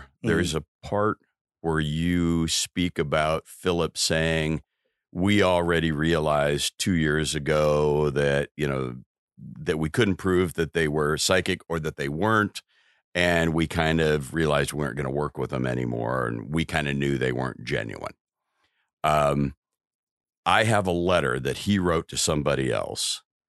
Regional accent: Iowa, United States; You know, I'm a kid growing up in Iowa.

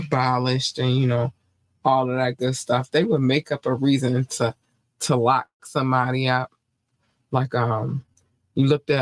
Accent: North Carolina, United States; I was born in North Carolina

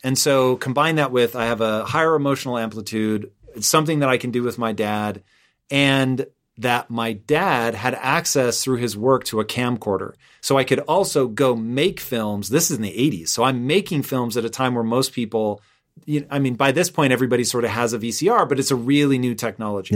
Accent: Tacoma, Washington, United States; moved away as an adult; also born or lived in Los Angeles; I grew up in Tacoma. My address was Tacoma. But in reality, I was closer to Puyallup.

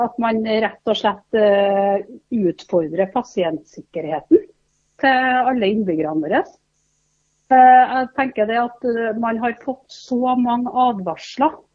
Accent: Selbu, Trøndelag, Norway; i hjemkommunen min

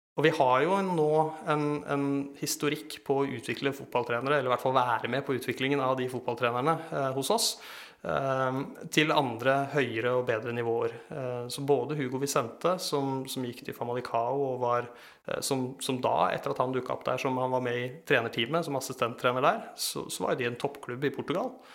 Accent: Eastern Norway, Norway; jeg kommer fra Østlandet

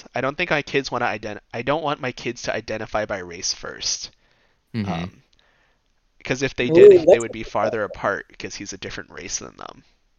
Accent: California, United States; growing up in California, I did not feel like I had to fight for my identity, right?

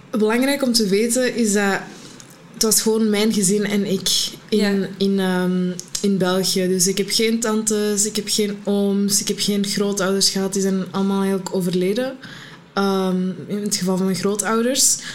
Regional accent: Morocco; now in Antwerp, Belgium; Ik ben Marokkaans, maar ik ben mijn schuldgevoel um, moeten opgroeien dat ik Marokkaans was

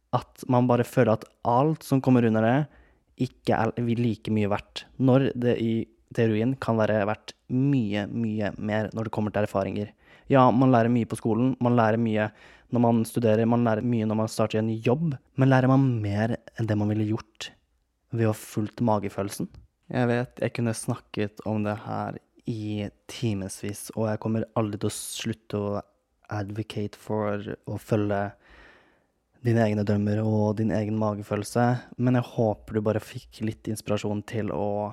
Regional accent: Kragerø, Telemark, Norway; moved away; hjemme i Kragerø

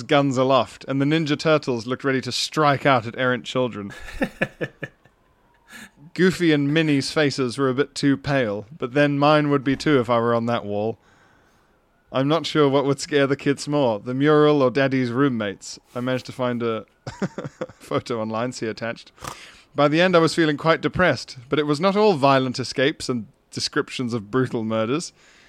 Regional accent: Yorkshire and the Humber, United Kingdom; now in Copenhagen, Denmark; I grew up in West Yorkshire, but I've lived in Copenhagen for the past 3 years.

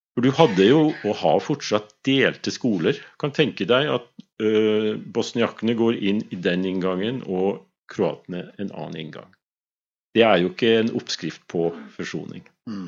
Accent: Svolvær, Nordland, Norway; moved away; also born or lived in Vesterålen / Skrova; født i Vesterålen, mhm. men oppvokst på Skrova og i Svolvær mesteparten av min barne- og ungdomstid

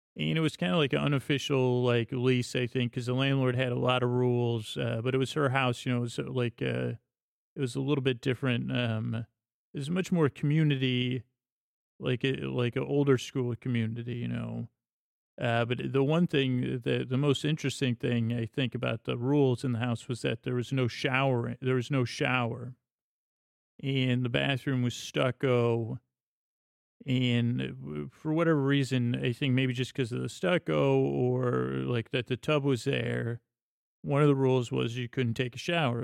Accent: Syracuse, New York, United States; moved away as an adult; also born or lived in Bronx, New York / Los Angeles; I grew up in Syracuse, New York

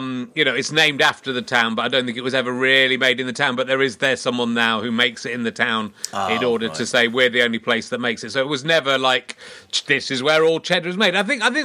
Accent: Yorkshire and the Humber, United Kingdom; also born or lived in Loughborough, United Kingdom; and I still see myself as a Yorkshireman as a result of being born in Yorkshire. Then most of my memories are from Loughborough, where I lived for 4 years, from the age of 4 to 8.

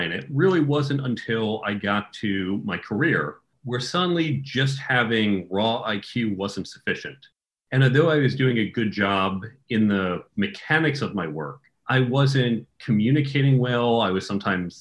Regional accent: United States; also born or lived in New York area / Chicago area; I grew up outside of New York and outside of Chicago

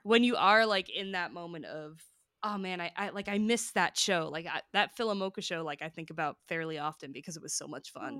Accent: Hoboken, New Jersey, United States; My hometown is Hoboken, New Jersey

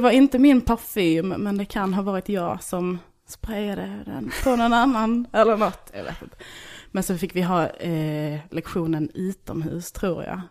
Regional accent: Bjärnum, Skåne, Sweden; moved away as an adult; also born or lived in Kristianstad / Malmö; now in Stockholm, Sweden; Jag är från en by utanför Hässleholm som heter Bjärnum.

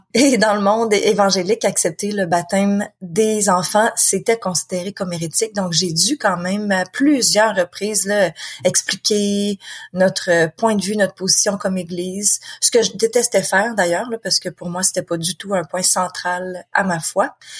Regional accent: Quebec, Canada; accent: Québécois; je suis quelqu'un qui vit au Québec. De toute façon, on l'entend très bien avec mon accent

